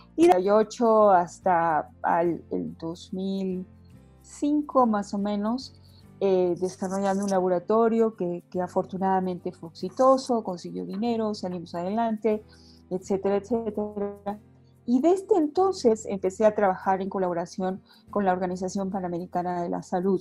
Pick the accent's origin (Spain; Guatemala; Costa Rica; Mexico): Mexico; Mérida, Yucatán; moved away as an adult; also born or lived in Hopelchén, Campeche; now in Mexico City, Mexico; nací en un pueblo de Campeche que se llama Jopelche, en Campeche y eh, me eduqué casi la gran mayor parte de mi vida desde muy pequeñita en la ciudad de Mérida, sin de Mérida Yucatán